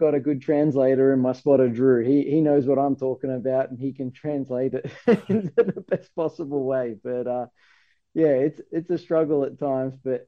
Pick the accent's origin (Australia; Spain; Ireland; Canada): Australia; moved away as an adult; now in United States; I'm from Australia